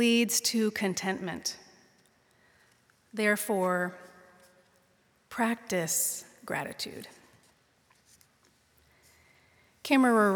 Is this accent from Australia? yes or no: no; Pittsburgh, Pennsylvania, United States; now in San Mateo, United States; Their house is where I was raised, in the Ingomar neighborhood of the North Hills of Pittsburgh, Pennsylvania